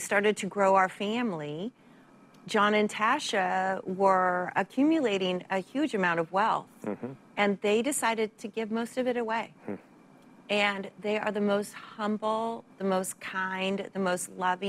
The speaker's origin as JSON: {"language": "English", "town": "Santa Barbara", "region": "California", "country": "United States", "tie": "born or raised there", "also_born_or_lived": "San Francisco", "moved": "yes", "said": "I grew up in Santa Barbara"}